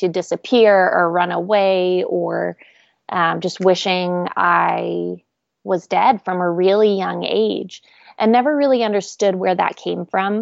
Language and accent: English; Oregon, United States; now in Nashville, United States; I grew up in Oregon